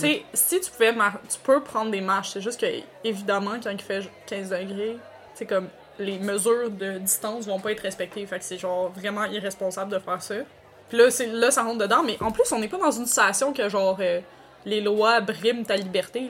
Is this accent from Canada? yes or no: yes; Quebec, Canada; accent: Québécois; chaque personne de ma famille a vraiment un moins gros accent québécois que moi